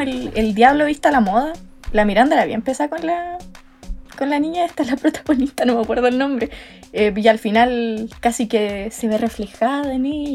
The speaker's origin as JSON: {"language": "Spanish", "town": "Santiago", "region": "Santiago Metropolitan Region", "country": "Chile", "also_born_or_lived": "Talca", "moved": "yes", "lives_now": "Parral, Chile", "said": "soy santiaguina. ¿Ya? Pero vivo en una ciudad llamada Parral, pero estudio en Talca"}